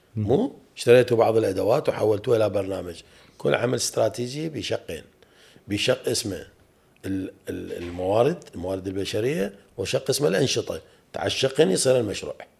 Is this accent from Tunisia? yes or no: no; Iraq